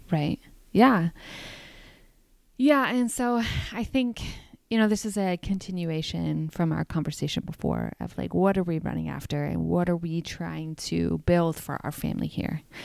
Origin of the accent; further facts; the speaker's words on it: New York, United States; I'm from New York